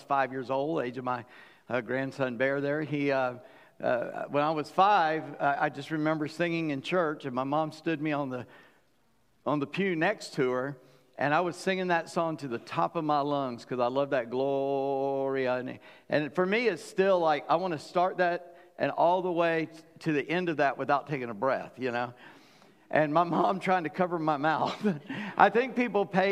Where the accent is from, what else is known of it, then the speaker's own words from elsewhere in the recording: South Carolina, United States; we're from the South Carolina, Deep South, so all girls have two names